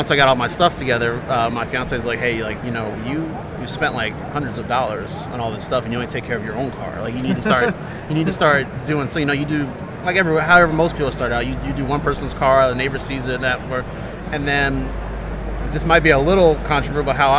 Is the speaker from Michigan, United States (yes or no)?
no; Piscataway, New Jersey, United States; now in South Bound Brook, United States; I grew up in Piscataway, New Jersey, but now I live in South Bound Brook.